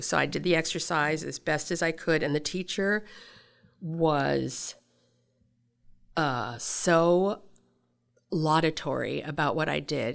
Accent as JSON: {"language": "English", "town": "Seattle", "region": "Washington", "country": "United States", "tie": "born or raised there", "also_born_or_lived": "Deadwood, South Dakota / Tokyo / San Francisco", "said": "I was raised in Seattle"}